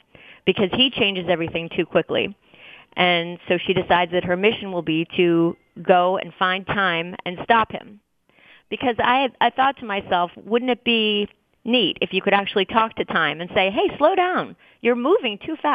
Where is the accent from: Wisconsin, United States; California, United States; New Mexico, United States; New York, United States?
New York, United States; New York City; also born or lived in New Orleans; grew up smack dab in the middle of New York City